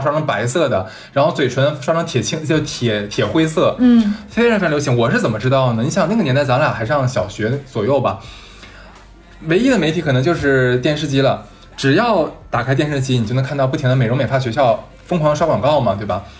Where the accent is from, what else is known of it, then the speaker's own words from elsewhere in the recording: northern China, China; now in Shanghai, China; 就我是北方人嘛